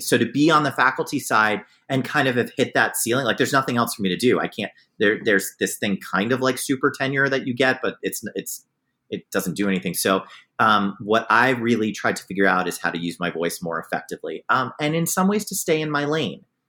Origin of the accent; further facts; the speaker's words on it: New York City area, United States; moved away as an adult; also born or lived in Vermont; now in Cleveland, United States; I'm from New York City, the New York City area